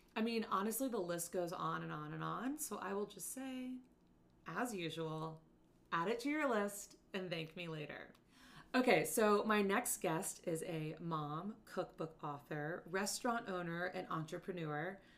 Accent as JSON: {"language": "English", "town": "Destin", "region": "Florida", "country": "United States", "tie": "born or raised there", "moved": "yes", "said": "my hometown of Destin, Florida"}